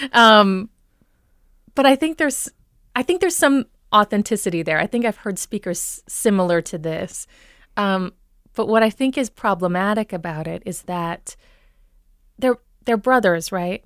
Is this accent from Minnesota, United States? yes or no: yes; Minnesota, United States; moved away; When I grew up here, before I moved away